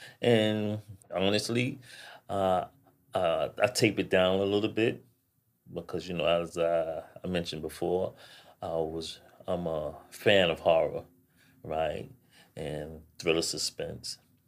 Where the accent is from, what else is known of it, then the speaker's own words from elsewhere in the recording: New York, United States; because I know I was born and raised in New York. Mm-hmm. I've been in New York all my life.